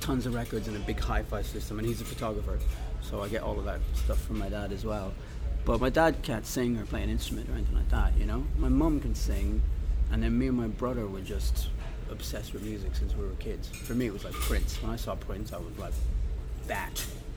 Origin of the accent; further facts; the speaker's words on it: Dublin, Leinster, Ireland; moved away; also born or lived in Los Angeles; I grew up in Dublin